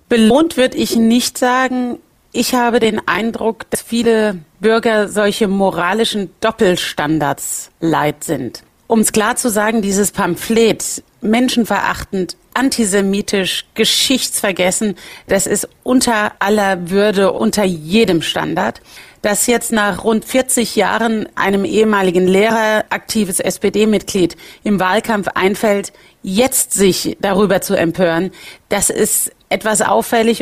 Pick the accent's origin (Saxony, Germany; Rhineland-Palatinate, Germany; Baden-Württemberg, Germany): Rhineland-Palatinate, Germany